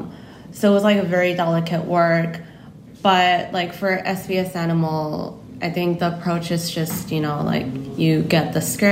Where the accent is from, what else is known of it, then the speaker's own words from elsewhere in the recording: United States; now in South Korea; So even though I grew up in the States, since coming here and only been speaking Korean, I feel like I've lost some English.